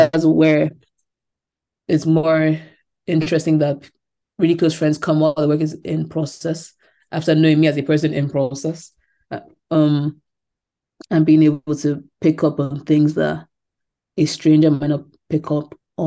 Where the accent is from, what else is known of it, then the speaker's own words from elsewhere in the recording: Lagos, Nigeria; moved away; also born or lived in England; growing up in Lagos